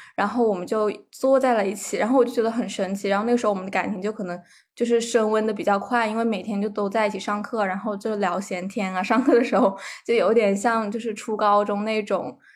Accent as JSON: {"language": "Chinese", "region": "southern China", "country": "China", "said": "我是个南方人"}